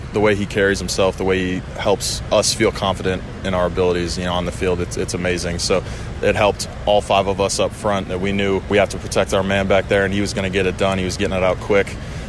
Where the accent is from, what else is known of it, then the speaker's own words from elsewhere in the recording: Wisconsin, United States; I'm from Wisconsin